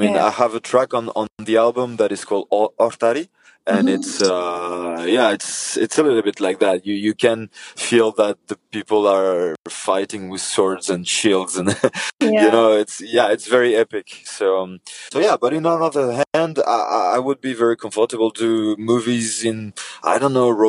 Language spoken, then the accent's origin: English; Paris, Île-de-France, France; now in south of France, France; I was born in Paris. Nowadays, I live in the south of France